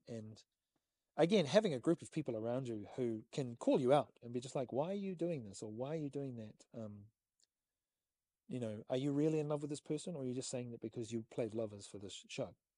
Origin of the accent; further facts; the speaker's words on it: New Zealand; as a New Zealander